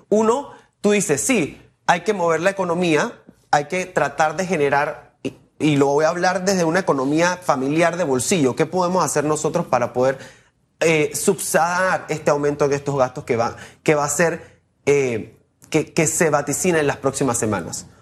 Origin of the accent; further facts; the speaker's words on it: Panama; nosotros como panameños